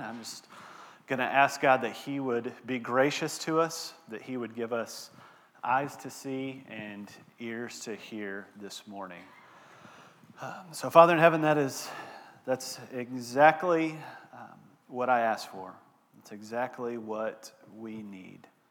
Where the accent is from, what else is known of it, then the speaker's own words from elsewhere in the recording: Texas, United States; moved away; I'm from Texas, born and raised in Texas